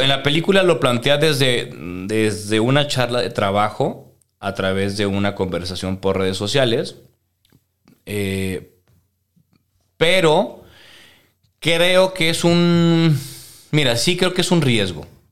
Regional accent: Venezuela; also born or lived in Guadalajara, Mexico; now in Mexico; cuando me fui de Venezuela

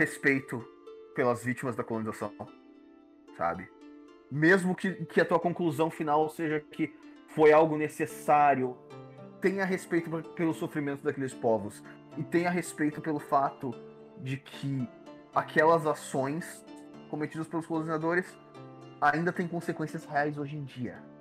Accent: Rio Grande do Sul, Brazil; dá pra perceber que eu sou gaúcho

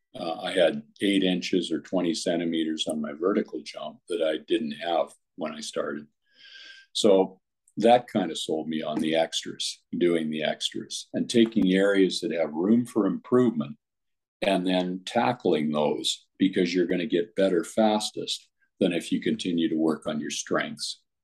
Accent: Comox, British Columbia, Canada; I went back to Comox, BC, my hometown at the time

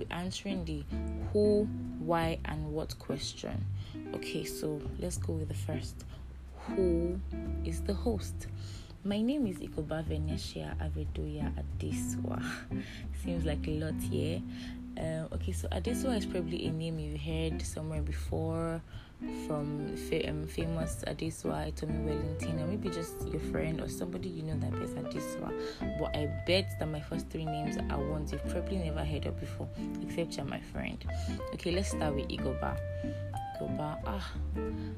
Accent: Edo, Nigeria; I'm from Edo State, yeah, and I belong to a family of four

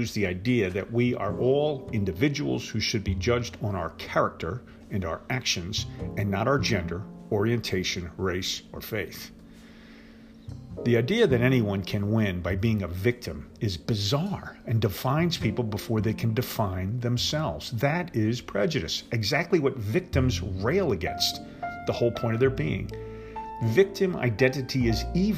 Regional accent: New Jersey, United States; I'm from New Jersey

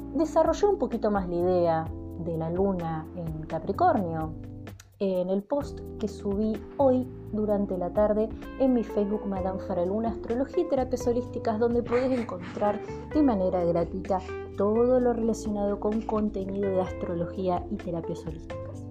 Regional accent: Argentina

